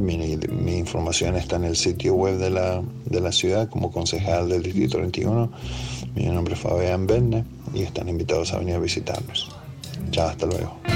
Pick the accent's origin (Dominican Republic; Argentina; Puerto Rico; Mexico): Argentina; Buenos Aires; moved away as an adult; now in Nashville, United States; soy de Balvanera, de Buenos Aires. Me crié ahí en el 11